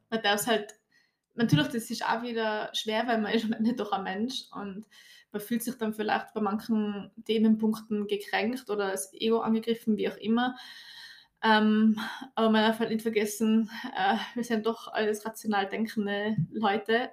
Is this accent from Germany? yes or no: no; Tyrol, Austria; bei uns in Tirol oder halt Gesamtösterreich